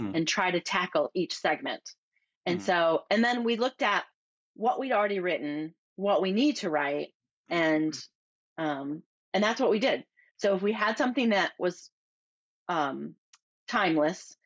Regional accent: Michigan, United States; moved away as an adult; also born or lived in California / Oregon; I grew up in Michigan, and in my small town, when I grew up in, you know, the early 80s

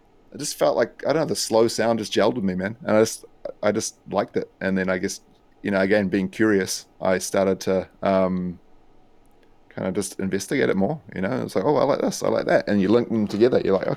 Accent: New Zealand; I think like growing up in New Zealand, you know, I think there's like this East Coast movement, right?

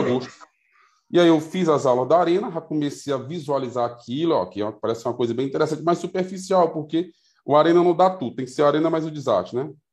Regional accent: Piauí, Brazil; até mesmo aqui no Piauí, é, de onde eu sou, nós, Nordeste

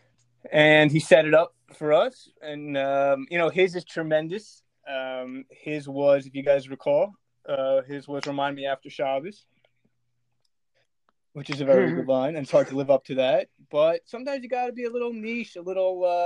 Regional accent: Elizabeth, New Jersey, United States; I am originally from Elizabeth, New Jersey.

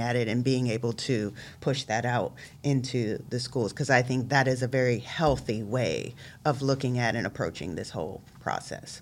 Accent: Columbus, Ohio, United States; I, too, am a, uh, Columbus City School graduate. I went to Northland High School, um, graduated out of nineteen ninety-four

